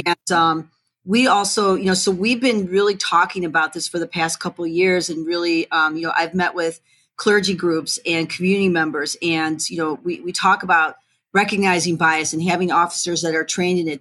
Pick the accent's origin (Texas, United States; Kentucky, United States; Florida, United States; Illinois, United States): Illinois, United States; Streamwood; I grew up in Streamwood, which is right next door to Elgin